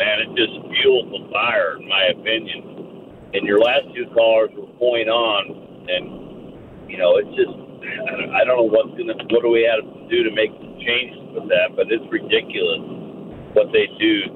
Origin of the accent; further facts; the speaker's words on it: St. Louis, Missouri, United States; I'm born and raised in St. Louis